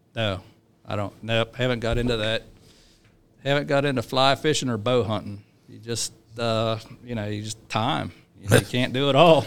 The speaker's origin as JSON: {"language": "English", "town": "Chambersburg", "region": "Pennsylvania", "country": "United States", "tie": "born or raised there", "moved": "yes", "said": "I grew up in South Central Pennsylvania, Chambers Road, Pennsylvania"}